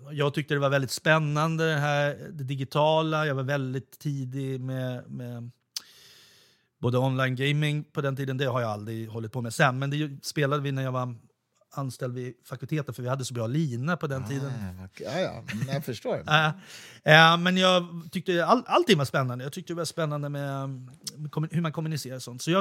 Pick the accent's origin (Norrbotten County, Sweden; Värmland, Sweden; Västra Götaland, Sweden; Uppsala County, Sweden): Värmland, Sweden; Kristinehamn; born there; för att jag är född i Värmland när min pappa gjorde tingstjänstgöring i Kristinehamn.